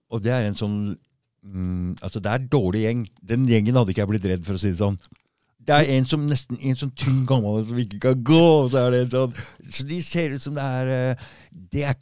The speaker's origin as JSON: {"language": "Norwegian", "region": "Oslo", "country": "Norway", "accent": "østkant-Oslo dialect", "said": "jeg har østkantdialekt"}